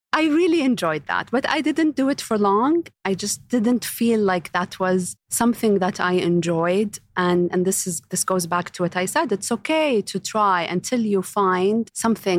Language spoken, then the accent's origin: English; Riyadh, Riyadh Province, Saudi Arabia; I was born and raised in Saudi, in Riyadh specifically